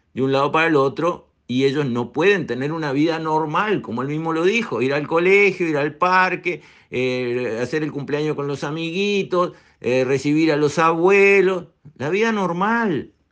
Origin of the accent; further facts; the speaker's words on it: Uruguay; nosotros los uruguayos